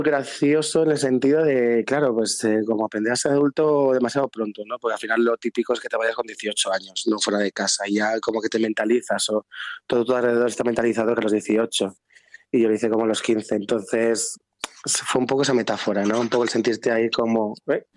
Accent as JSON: {"language": "Spanish", "town": "San Cristóbal de Entreviñas", "region": "Castile and León", "country": "Spain", "tie": "born or raised there", "also_born_or_lived": "Zamora", "said": "nací en San de entre mm. pero luego a los 15 y 16 me fui a Zamora mm. a bachillerato de artes"}